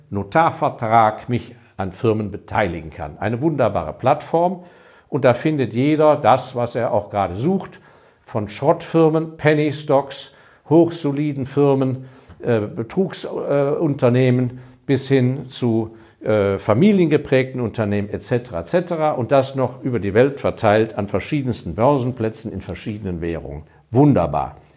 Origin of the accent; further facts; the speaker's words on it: Hong Kong; weil ich habe ja meine Kindheit in Hongkong verbracht habe als Hongkong noch ein sehr kleiner Kolonialposten war. Ähm, bin da in die englische Grundschule gegangen